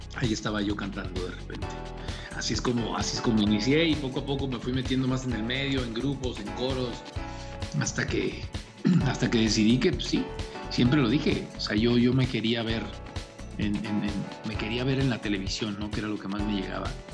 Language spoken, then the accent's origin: Spanish; Tijuana, Baja California, Mexico; moved away as an adult; now in Mexico City, Mexico; rentaba una casa en Tijuana, de donde soy